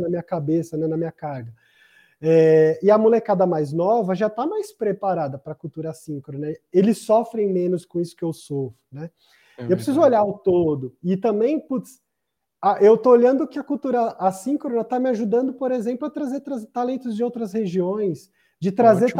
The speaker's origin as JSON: {"language": "Portuguese", "country": "Brazil", "said": "Eu sou brasileiro."}